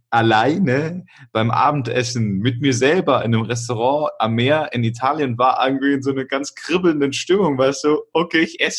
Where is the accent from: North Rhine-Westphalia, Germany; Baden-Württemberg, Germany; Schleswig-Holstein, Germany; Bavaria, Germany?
Bavaria, Germany; Augsburg; also ich komme ja aus Augsburg